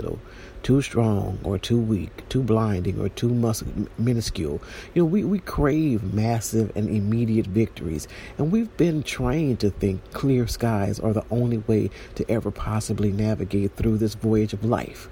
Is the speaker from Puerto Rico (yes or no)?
yes; San Juan, Puerto Rico; I use the sea often because I'm from San Juan